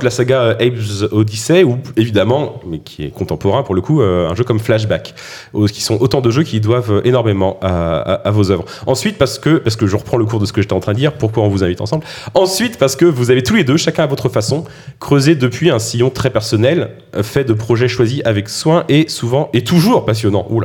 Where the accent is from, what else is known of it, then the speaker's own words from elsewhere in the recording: France; accent: French; c'est là que mon accent français va me trahir.